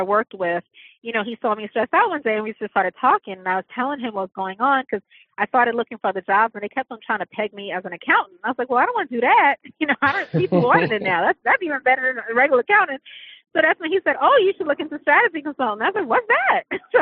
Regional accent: New York, United States; I'm from New York

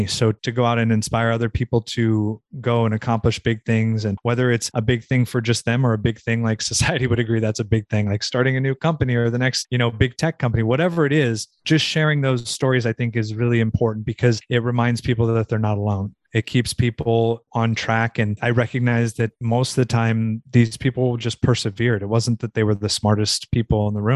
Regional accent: Southern California, United States; moved away as an adult; also born or lived in Virginia; I grew up in Southern California, about 30 minutes from Malibu Beach

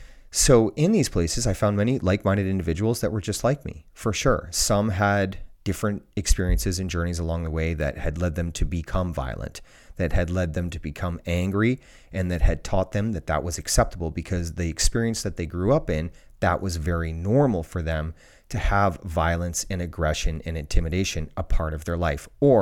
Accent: Ontario, Canada; Where I grew up in Ontario, Canada, it's the same for every school in the world.

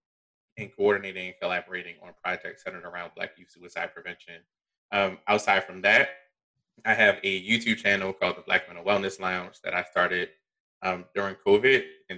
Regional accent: Baltimore, Maryland, United States; born and raised in Baltimore, Maryland.

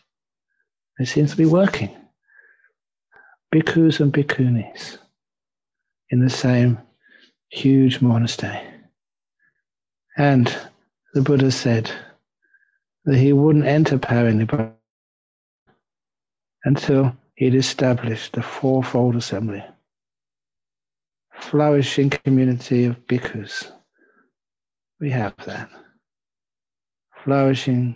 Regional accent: England, United Kingdom; now in Perth, Australia; I'm an English monk

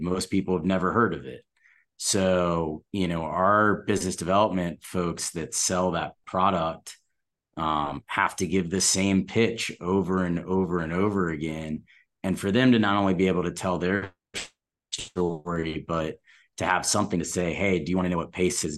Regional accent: Atlanta, Georgia, United States; I'm from Atlanta

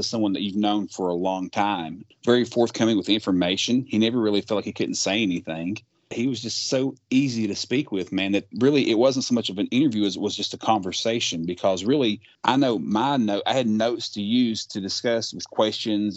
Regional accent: Kentucky, United States; my home state of Kentucky

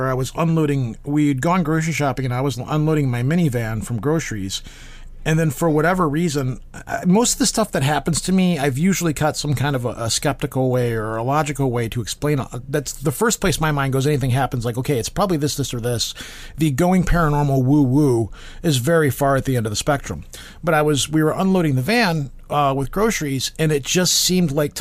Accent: United States; I'm American

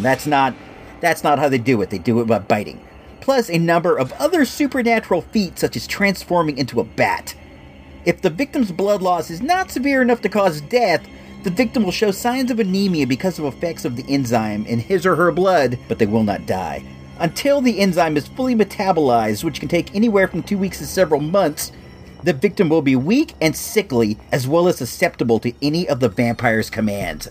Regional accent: Illinois, United States; moved away; I was born in Illinois

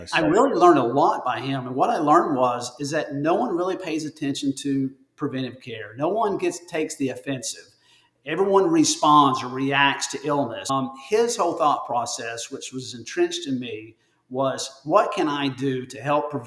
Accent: Northeast Tennessee, United States; also born or lived in Alabama; now in Birmingham, United States; I'm originally from Northeast Tennessee, born and raised there

